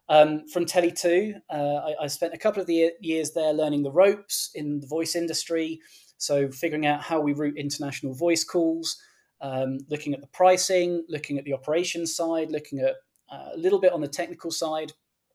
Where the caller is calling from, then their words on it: Berkhamsted, East of England, United Kingdom; So I'm joining you from Berkhamsted, which is a small town on the outskirts of London. We're in the county of Hertfordshire, about a 30-minute train ride from central London.